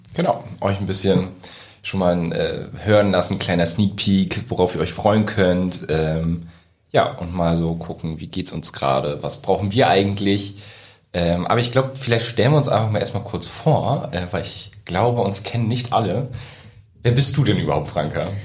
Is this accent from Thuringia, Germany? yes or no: no; Wesermarsch, Lower Saxony, Germany; ich komme aus der Wesermarsch